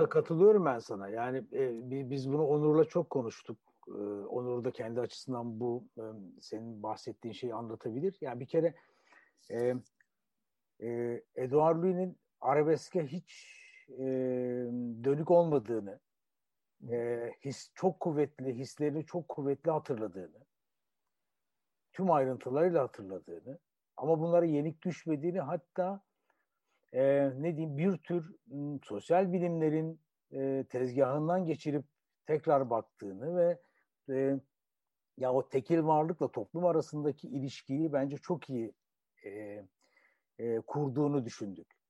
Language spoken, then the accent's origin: Turkish; Turkey; bir Türk olarak, Türkiye'li bir biri olarak